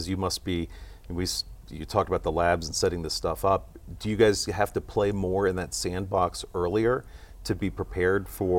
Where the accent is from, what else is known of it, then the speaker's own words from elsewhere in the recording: Cincinnati, Ohio, United States; So I'm from Cincinnati. We got Kroger, we got Macy's